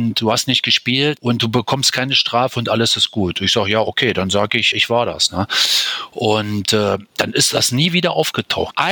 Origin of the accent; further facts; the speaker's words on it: Berlin, Germany; moved away; also born or lived in Mallorca / Cologne / Kleve; in Berlin, in meiner Heimatstadt